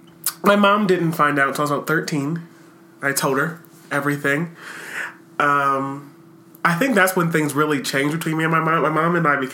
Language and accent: English; Harrisburg, Pennsylvania, United States; I grew up in Harrisburg, Pennsylvania.